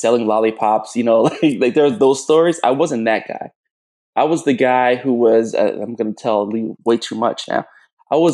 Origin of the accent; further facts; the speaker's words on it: South Florida, United States; moved away as an adult; also born or lived in Jamaica; now in Chicago, United States; So I was born in Jamaica. I was raised in South Florida.